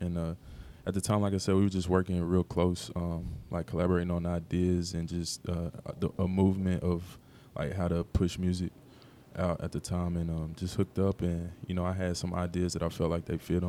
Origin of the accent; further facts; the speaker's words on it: Knoxville, Tennessee, United States; the North Side is really East Knoxville. We're just on the north part of East Knoxville. It's not North Knoxville per se